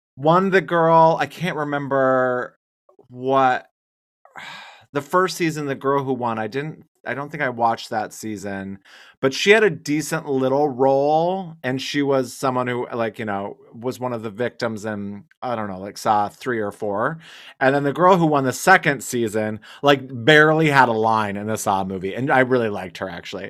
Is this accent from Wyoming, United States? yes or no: yes; Wyoming, United States; I'm from Wyoming